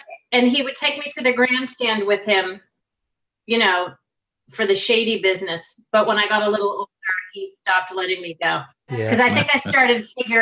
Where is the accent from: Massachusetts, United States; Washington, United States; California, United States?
Massachusetts, United States; Revere; Born and raised in Revere, Massachusetts.